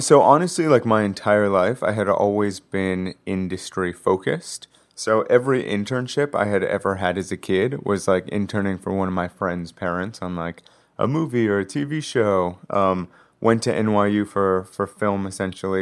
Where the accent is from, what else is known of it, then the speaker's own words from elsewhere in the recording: Los Angeles, California, United States; also born or lived in New York; I grew up in West L